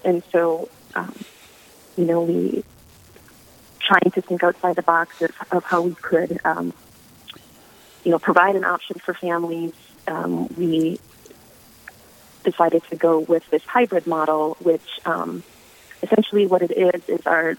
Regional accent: Verndale, Minnesota, United States; moved away as an adult; now in Duluth, United States; I'm a little bit northwest of Brainerd in a small town you've probably never heard of, Verndale.

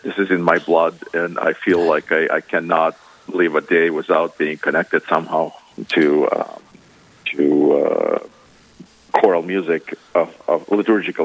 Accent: Ukraine; moved away as an adult; also born or lived in Minnesota; now in Minneapolis, United States; Originally, I'm from Ukraine, and my first education was over there

